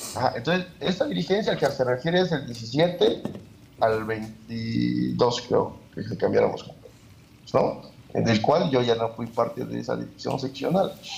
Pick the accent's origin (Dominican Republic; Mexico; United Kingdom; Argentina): Mexico; Juchitán de Zaragoza, Oaxaca; Juchitán de Zaragoza, de donde yo soy original